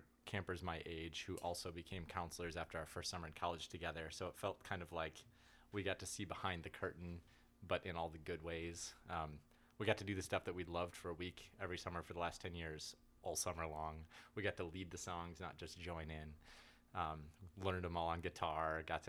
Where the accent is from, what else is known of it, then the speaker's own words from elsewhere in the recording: Oshkosh, Wisconsin, United States; also born or lived in Appleton, Wisconsin / Eau Claire, Wisconsin; now in Kansas, United States; I hail from Wisconsin. I grew up mostly in Oshkosh and Appleton